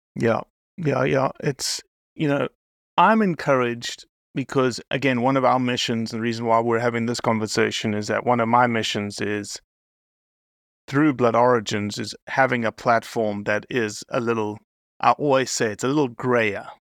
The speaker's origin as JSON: {"language": "English", "country": "South Africa", "tie": "born or raised there", "moved": "yes", "lives_now": "United States", "said": "I'm American now, but raised in South Africa"}